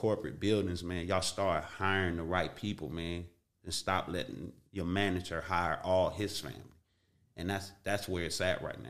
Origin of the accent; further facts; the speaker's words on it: Watts, California, United States; I grew up in Watts.